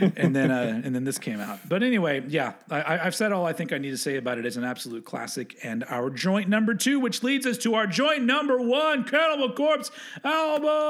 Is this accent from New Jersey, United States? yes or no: no; Texas, United States; accent: southern; I was from Texas